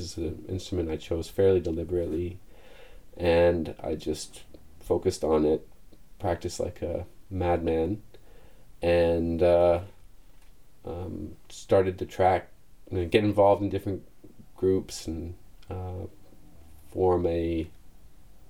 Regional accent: Toronto, Ontario, Canada; I grew up in Leaside in Toronto

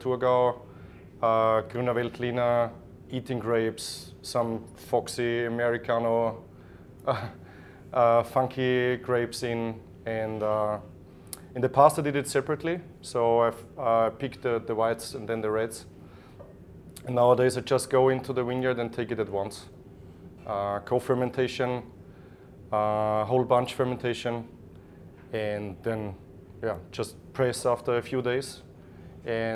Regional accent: Burgenland, Austria; I'm from the Burgenland area, what is the most east region for wine growing in Austria.

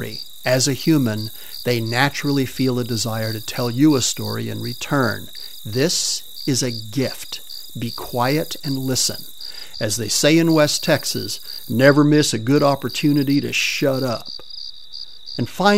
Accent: Spain; moved away; I grew up in Spain

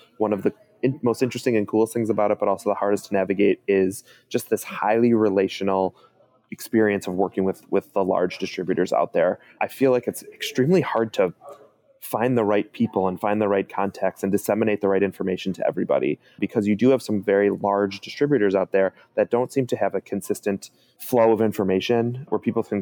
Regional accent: Chicago, Illinois, United States; I'm from Chicago.

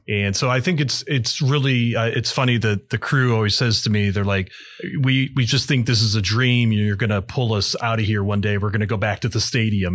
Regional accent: Aurora, Illinois, United States; I was born in Aurora, been here my entire life

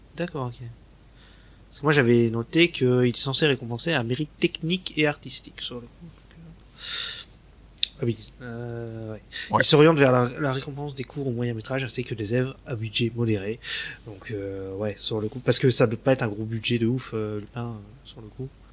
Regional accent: France; chez nous en France

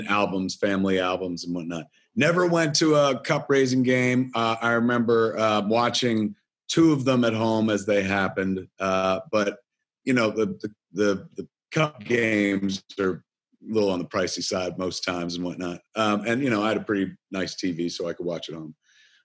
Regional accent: New Jersey, United States; even though I'm from New Jersey, very Canadian at heart.

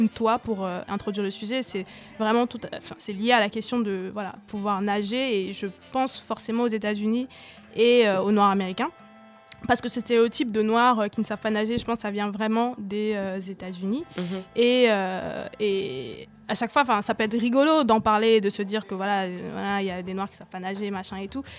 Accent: Cameroon; moved away; j'ai grandi au Cameroun

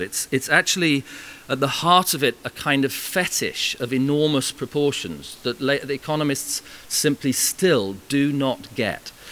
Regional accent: Farnham, South East England, United Kingdom; my hometown in Farnham

